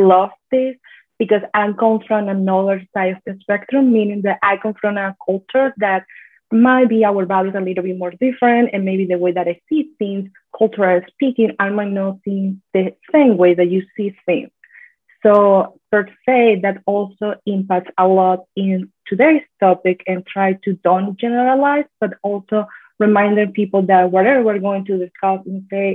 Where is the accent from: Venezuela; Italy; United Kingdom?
Venezuela; now in United States; I'm from Venezuela, but I live in the United States.